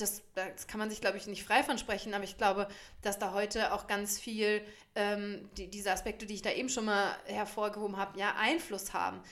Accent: Germany; bei uns in Deutschland

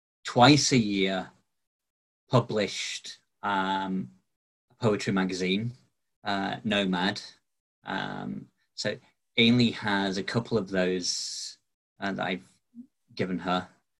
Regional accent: Barnsley, Yorkshire and the Humber, United Kingdom; also born or lived in Glasgow / Bridlington; I was born in Glasgow, but I kind of grew up around Barnsley in South Yorkshire and around Bridlington in East Yorkshire. We kind of moved around a lot when I was growing up.

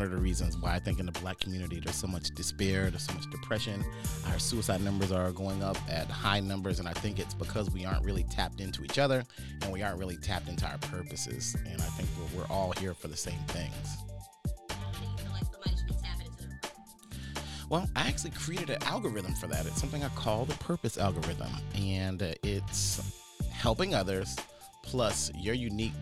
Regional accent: Wilmington, North Carolina, United States; I'm from Wilmington, North Carolina

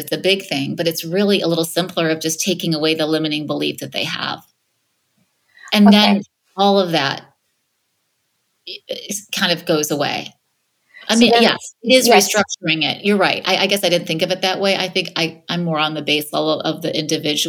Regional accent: Michigan, United States; now in Los Angeles, United States; I'm from the Midwest. I'm from Michigan originally, even though I'm in Los Angeles now

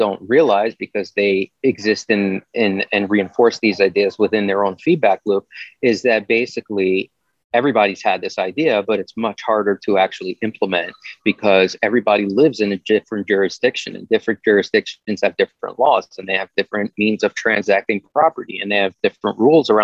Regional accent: New York, United States; When I was growing up in New York in the 90s, I was in a band

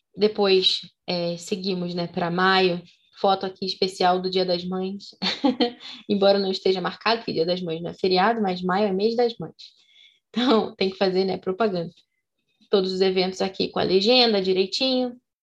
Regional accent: Rio de Janeiro, Brazil; como somos cariocas

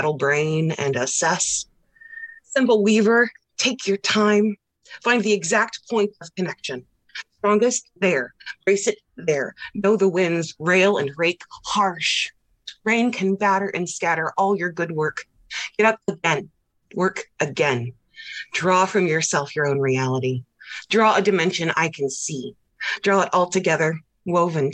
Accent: Lima, Ohio, United States; I'm from Lima, Ohio, mm-hmm. Northwest Ohio.

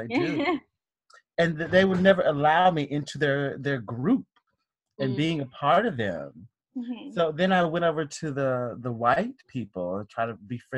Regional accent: Alabaster, Alabama, United States; accent: southern twang; now in New York, United States; I grew up in outside of Birmingham in suburbia in a small city called Alabaster

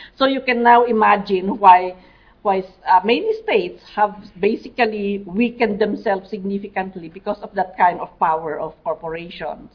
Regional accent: Mountain Province, Cordillera Administrative Region, Philippines

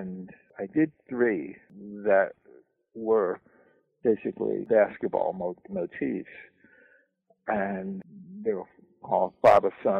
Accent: Philadelphia, Pennsylvania, United States; I was from Philadelphia

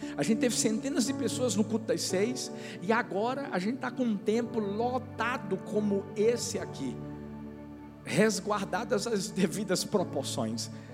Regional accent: São Paulo, Brazil; now in Paulista, Brazil; Tem gente que me viu crescer aqui, Bruninha. Crescemos juntos lá já em São Paulo

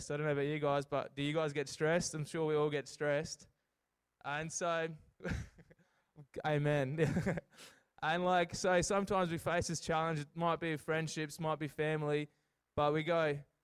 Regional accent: Port Lincoln, South Australia, Australia; moved away; also born or lived in Adelaide; I grew up in Port Lincoln

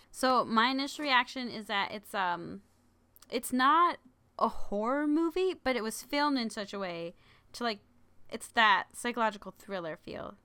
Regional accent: South Dakota, United States; born or raised there

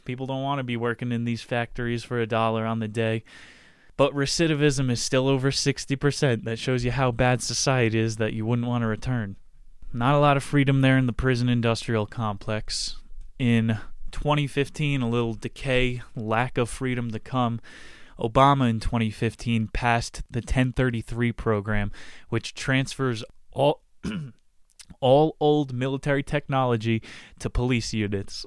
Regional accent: New Jersey, United States; I grew up in Chris Christie's state where New Jersey, Johnson and Johnson, the headquarters is.

